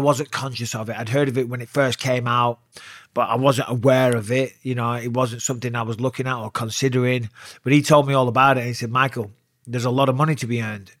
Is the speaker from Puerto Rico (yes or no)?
no; Clitheroe, North West England, United Kingdom; also born or lived in Cyprus; I was born in Cyprus on an army base, but, you know, grew up in Clitheroe